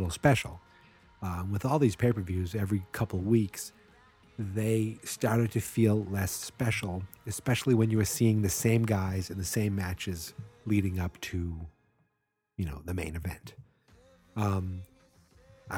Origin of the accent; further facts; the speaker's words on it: Boston, Massachusetts, United States; I'm from the Boston area